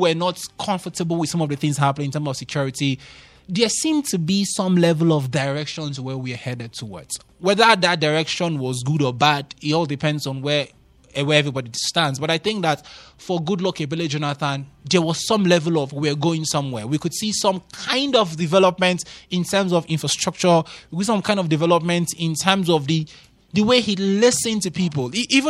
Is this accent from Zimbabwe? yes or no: no; Nigeria; These days, as a Nigerian, when you talk about single figure inflation, you're like, I don't know when last I experienced, 5% inflation rate or 4% inflation rate.